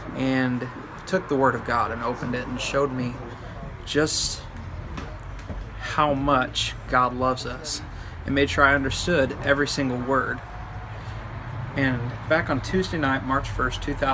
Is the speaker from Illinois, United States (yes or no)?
no; Southern Michigan, United States; I was raised in Southern Michigan in a small Baptist church